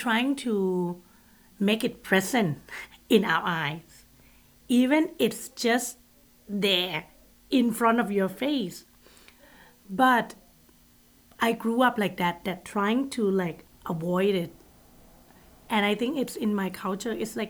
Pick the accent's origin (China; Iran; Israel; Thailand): Thailand; Bangkok; I grew up in Bangkok, and in Thailand